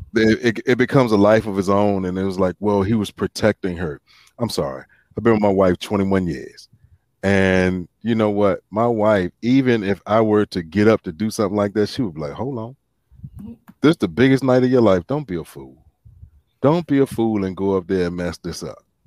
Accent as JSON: {"language": "English", "region": "the South", "country": "United States", "tie": "born or raised there", "said": "growing up in the South"}